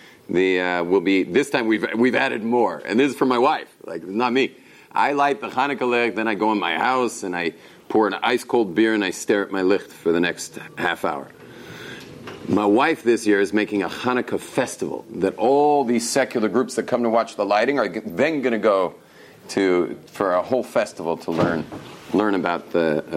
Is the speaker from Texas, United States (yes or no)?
no; Los Angeles, California, United States; moved away as an adult; also born or lived in Jerusalem; I grew up in Los Angeles, where people actually speak English. But my English comes from West Los Angeles